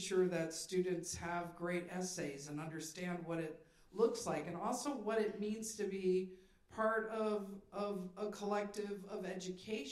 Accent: Sandusky, Ohio, United States; moved away; I came from Sandusky, Ohio.

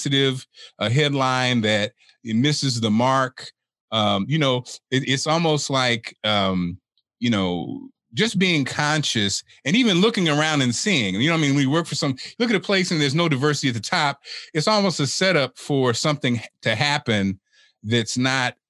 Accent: Springfield, Illinois, United States; I'm from Springfield, Illinois, you know, and Springfield has a population of about 12% African-American

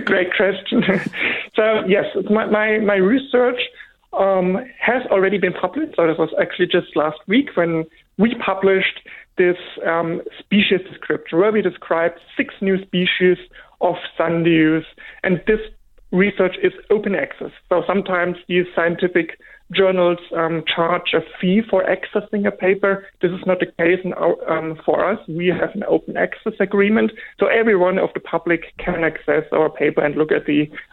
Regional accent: Germany; English is a second language; moved away as an adult; now in Australia; I grew up in, in Germany, as you may hear from my from my accent.

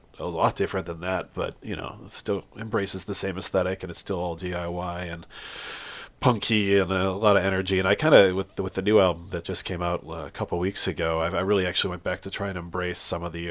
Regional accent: New Jersey, United States; now in Madison, United States; I grew up in New Jersey

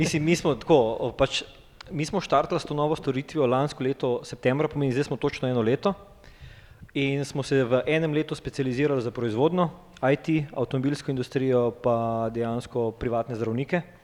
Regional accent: Ljubljana, Slovenia; prihajam iz Ljubljana

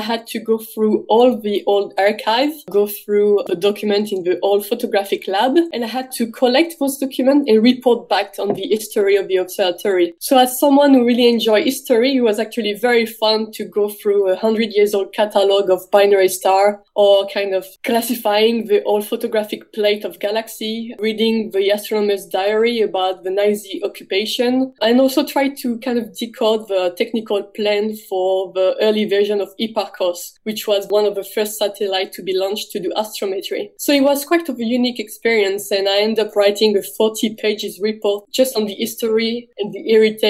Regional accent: north of France, France; moved away as an adult; now in Melbourne, Australia; I'm from the north of France. I was actually born right at the border between France and Belgium

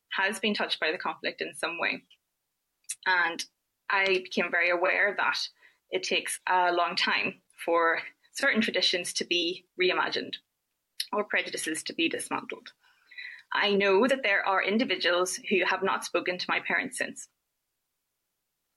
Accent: Northern Ireland, United Kingdom; moved away as an adult; I moved away from Northern Ireland

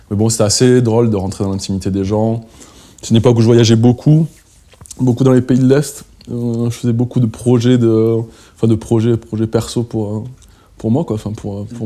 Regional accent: Perpignan, Occitania, France; moved away; also born or lived in Belgrade; Je suis français. Je suis français, je suis catalan, même.

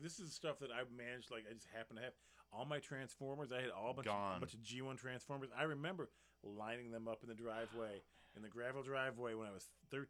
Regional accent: North Carolina, United States; there are G.I. Joes in that backyard, the house I grew up in North Carolina.

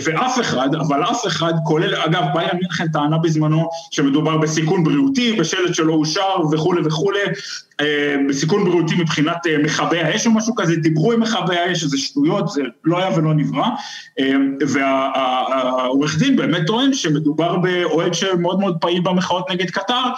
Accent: Israel; now in Germany

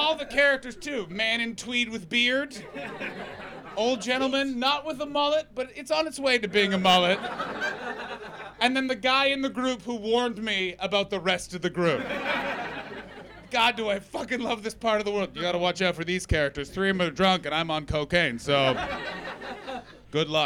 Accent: Canada; now in London, United Kingdom; I'm from Canada. And I've lived in the UK long enough

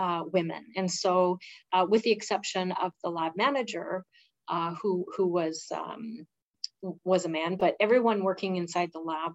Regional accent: Blind River, Ontario, Canada; moved away as an adult; also born or lived in Sault Ste. Marie, Canada; now in Sudbury, Canada; I grew up in a very rural community

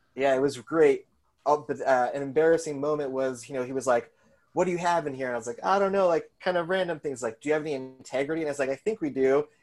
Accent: Colorado, United States; moved away as an adult; also born or lived in Seattle / New York; now in Chicago, United States; I just went to college there, so I grew up in Colorado

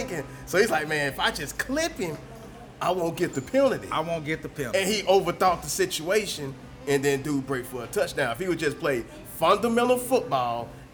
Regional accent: Texas, United States; I'm from Texas

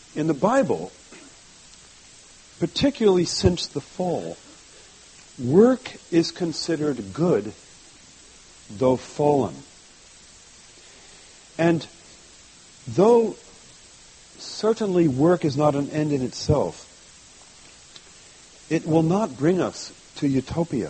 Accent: France; moved away; I grew up in France

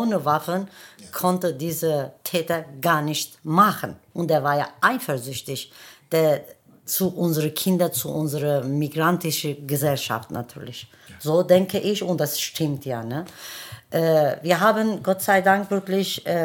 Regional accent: Germany; wir wachsen hier, wir arbeiten hier und wir sterben hier. Das bedeutet, hier gehört zu uns auch. Ne? Wir sind ja auch Deutsche. Ja, mein äh, Hintergrund ist Kurde, aber ich bin Deutsche.

